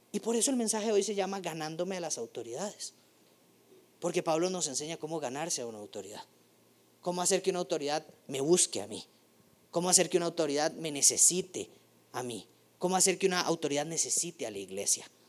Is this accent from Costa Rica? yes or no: yes; Costa Rica